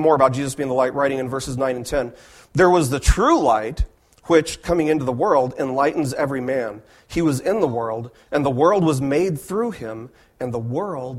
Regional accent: Las Vegas, Nevada, United States; I was raised in Las Vegas

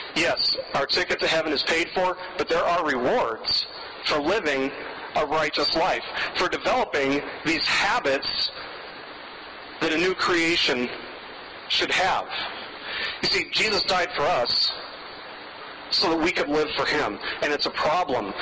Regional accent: Las Vegas, Nevada, United States; moved away; I grew up in Las Vegas and I worked in the casinos in Las Vegas for a long time

